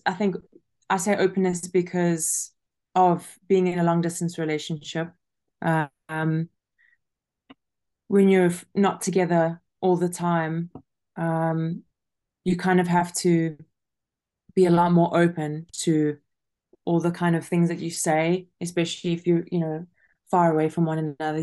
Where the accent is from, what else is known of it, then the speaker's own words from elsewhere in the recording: South Africa; moved away as an adult; also born or lived in Kentucky, United States; I am originally from South Africa and I've been traveling since I was 18 years old.